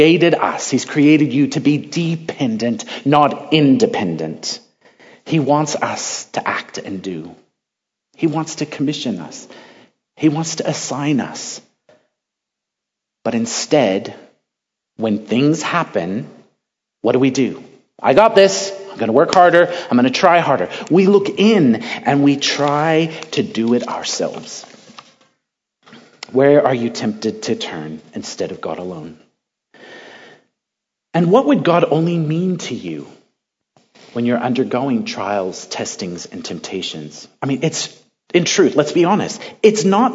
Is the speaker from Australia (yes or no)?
no; Central California, United States; I'm from California, Central California